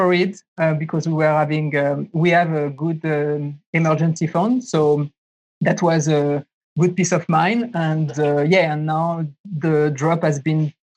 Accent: France; moved away as an adult; also born or lived in San Francisco, United States; now in Taiwan; So I grew up in France. I moved there 2008

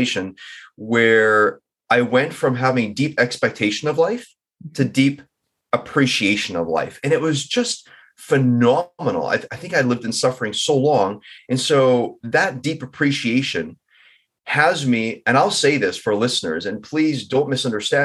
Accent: Vancouver, British Columbia, Canada; I'm from Vancouver

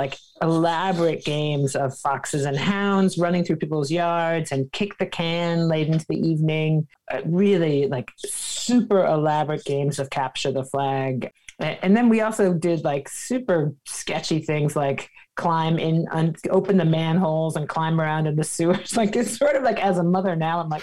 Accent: Washington, District of Columbia, United States; I grew up in Washington, D.C. In the 70s

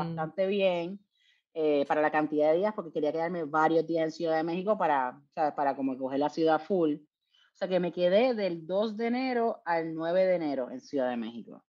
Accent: Puerto Rico; yo soy de Puerto Rico

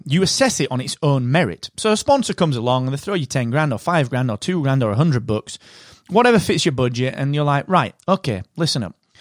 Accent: United Kingdom; I am that British podcast guy.

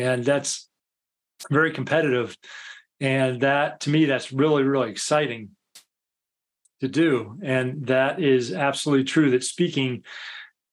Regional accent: United States; moved away as an adult; now in United Kingdom; I'm American. Obviously, this isn't a Scottish accent or anything

